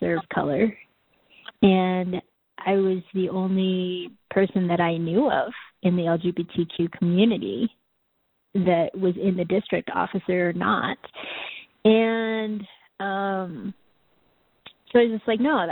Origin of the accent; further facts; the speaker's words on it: Boise, Idaho, United States; also born or lived in South Korea; I was raised in Boise, Idaho